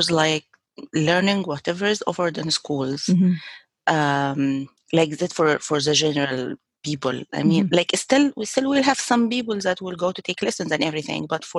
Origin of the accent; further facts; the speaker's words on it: Egypt; moved away; I grew up in Egypt